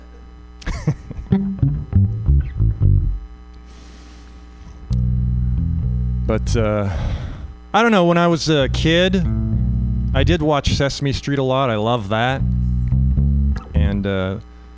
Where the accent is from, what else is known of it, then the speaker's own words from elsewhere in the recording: Canada; moved away as an adult; now in United States; I'm Canadian. I grew up in Canada